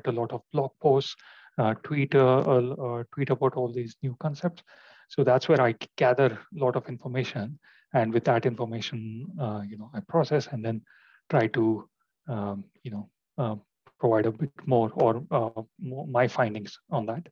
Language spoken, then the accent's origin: English; India; moved away as an adult; now in London, United Kingdom; I am basically from India, but I have been living in London for about 10 years now